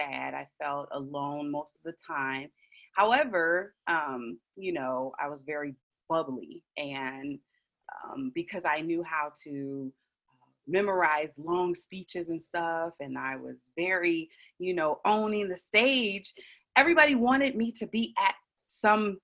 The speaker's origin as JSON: {"language": "English", "town": "Chicago", "region": "Illinois", "country": "United States", "tie": "born or raised there", "said": "originally I was born and raised in Chicago, Illinois"}